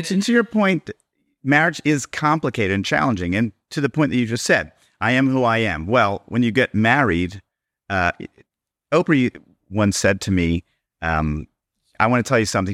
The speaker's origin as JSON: {"language": "English", "town": "Baltimore", "region": "Maryland", "country": "United States", "tie": "born or raised there", "moved": "yes", "lives_now": "Miami Beach, United States", "said": "I grew up in Baltimore"}